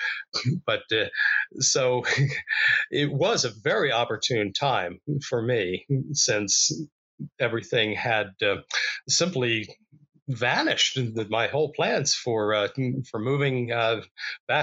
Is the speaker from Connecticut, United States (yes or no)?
no; Philadelphia, Pennsylvania, United States; moved away; my hometown of Philadelphia